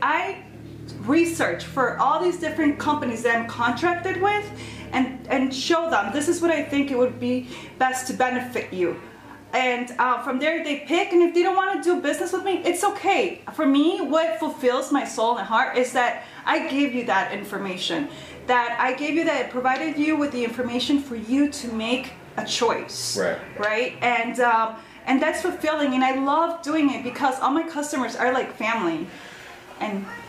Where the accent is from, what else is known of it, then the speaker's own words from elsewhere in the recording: Chicago, Illinois, United States; Born and raised in Chicago, er, born in Chicago and raised in the suburbs